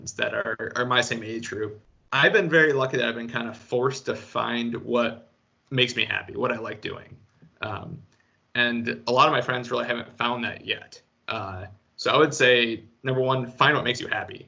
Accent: Grand Rapids, Michigan, United States; also born or lived in Minnesota; now in Jackson, United States; I'm from Grand Rapids

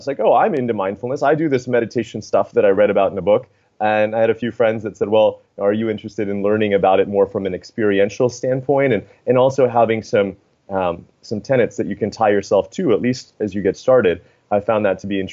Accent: United States; I myself grew up in the States

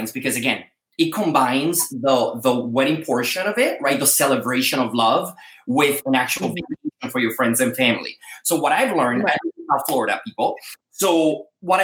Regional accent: Dominican Republic; moved away as an adult; now in United States; I was born in the Dominican Republic

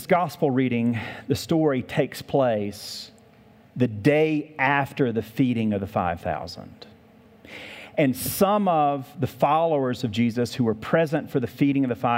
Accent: the South, United States; moved away; I grew up in the South

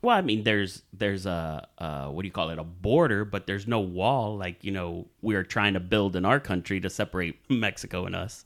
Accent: Dominican Republic; moved away; Growing up in Dominican Republic

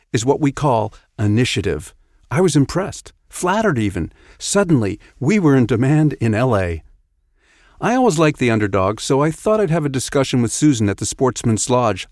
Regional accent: Canada; also born or lived in Prince Edward Island / Montreal; up here in Canada

